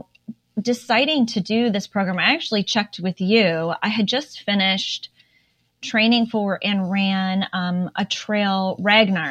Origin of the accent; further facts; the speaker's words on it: Minnesota, United States; now in Indiana, United States; I feel like I'm from Minnesota